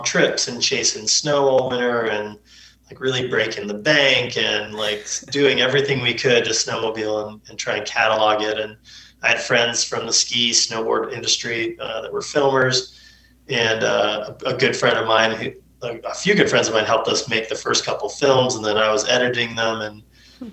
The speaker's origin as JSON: {"language": "English", "region": "California", "country": "United States", "tie": "born or raised there", "said": "They raised my brother and I up at Lake Tahoe."}